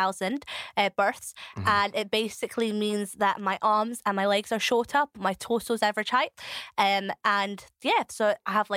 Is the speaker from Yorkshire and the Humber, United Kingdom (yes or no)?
no; Edinburgh, Scotland, United Kingdom; accent: varied South African and Scottish; also born or lived in South Africa / Basildon, Essex; now in East Lothian, United Kingdom; we moved from Essex to Edinburgh, and then I moved from Edinburgh out to East Lothian, where I live now.